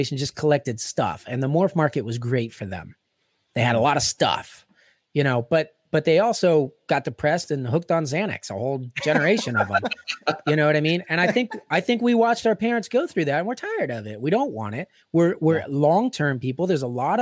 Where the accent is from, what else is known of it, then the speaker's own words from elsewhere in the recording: Pittsburgh, Pennsylvania, United States; I'm from Pittsburgh